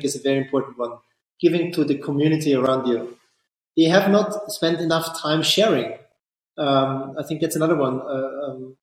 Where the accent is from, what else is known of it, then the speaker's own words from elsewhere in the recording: Austria; I'm from Austria